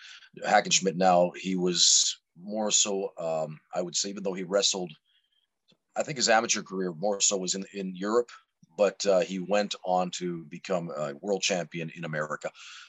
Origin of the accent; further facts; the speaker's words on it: Timmins, Ontario, Canada; moved away as an adult; also born or lived in Sudbury, Ontario, Canada / Calgary, Alberta, Canada; now in Helsinki, Finland; I'm originally from Timmins, Ontario, Canada, so the same place as …, born in 1973, so I'm 49 years of age right now. But yeah, I mean, I pioneered the game of professional wrestling right here in Finland in 2003.